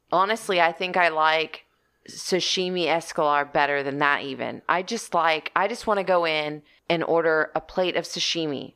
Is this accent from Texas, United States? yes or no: yes; Texas, United States; I'm from Texas